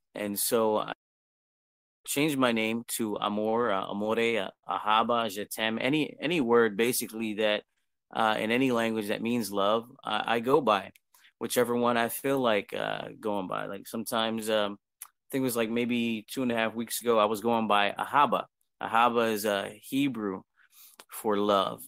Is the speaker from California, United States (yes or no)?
no; Harrisburg, Pennsylvania, United States; I'm from United States, I'm in Pennsylvania, Harrisburg